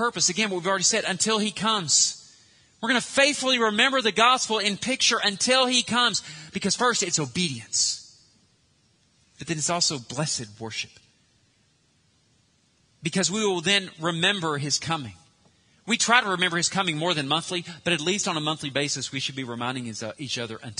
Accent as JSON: {"language": "English", "region": "Arkansas", "country": "United States", "said": "we're American, Arkansan"}